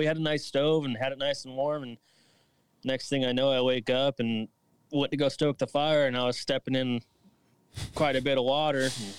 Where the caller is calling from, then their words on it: Washington, United States; Yeah, I'm a crane mechanic here in Washington.